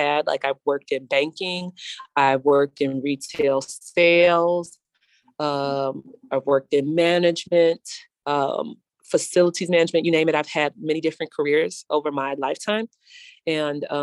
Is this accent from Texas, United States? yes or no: no; Chicago, Illinois, United States; I'm from the North Lawndale community